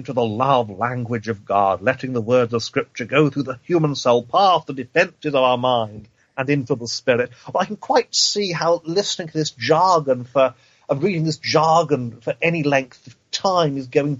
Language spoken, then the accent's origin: English; East of England, United Kingdom; also born or lived in Cheshire / London / Wales; Now, granted, I'm an Englishman, but I'm from Eastern England. I studied I did my degree in Cheshire, which is one part of England. I did my seminary training in London. I spent 6 months as an assistant pastor in Wales